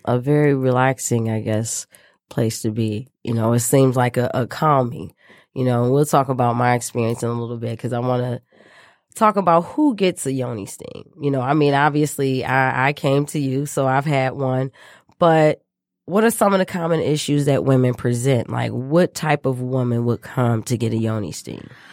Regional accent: Michigan, United States; back to my home state of Michigan, where I was born and raised.

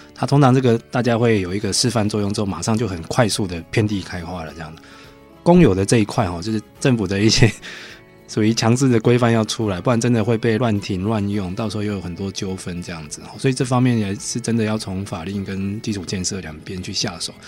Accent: Taiwan; 我们台湾人是没有那么守法了

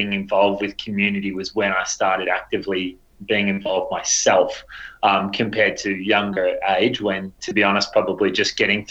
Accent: Geelong, Victoria, Australia; Geelong boy

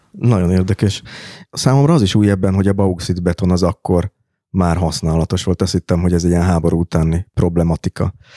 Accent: Budapest, Hungary; annak a békesmegyeri panellakásnak a konyhája, amiben én fölnőttem

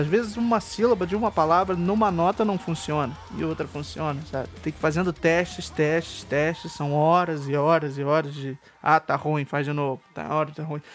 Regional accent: Rio de Janeiro, Brazil; Eu sou do Rio de Janeiro

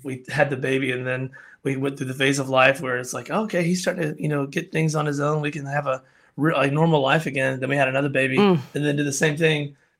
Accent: Alabama, United States; But I'm originally from Alabama. I grew up in a tiny town. I mean, like when I say tiny, like 3,000 people, tiny.

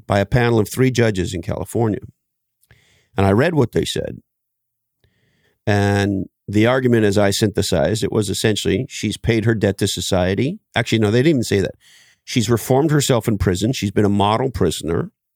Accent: Canada; I grew up in Canada

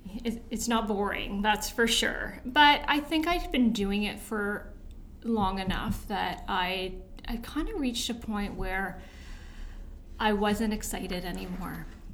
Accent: Toronto, Ontario, Canada; I actually moved around a lot, but for the most part, Scarborough and North York.

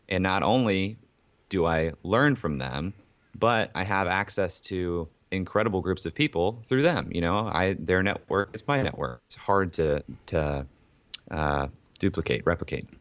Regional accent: Ohio, United States; also born or lived in Columbus, Ohio; I was born and raised in Ohio

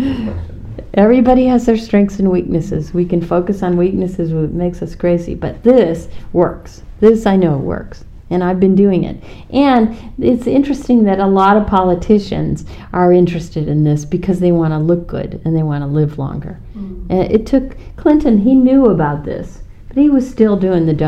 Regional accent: Ireland; I'm Irish

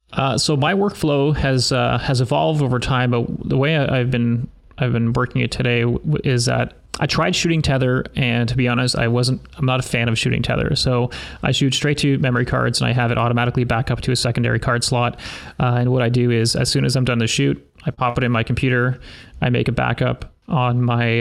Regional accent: Canada; also born or lived in Sudbury, Ontario; I'm a Canadian portrait photographer.

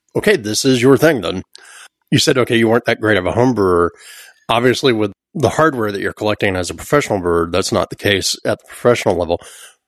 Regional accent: Orlando, Florida, United States; moved away as an adult; now in Los Angeles, United States; I was born and raised in Orlando, Florida

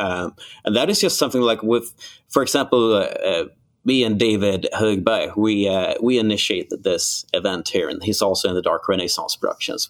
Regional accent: Malmö, Skåne, Sweden; now in Gothenburg, Sweden; my hometown, Malmo

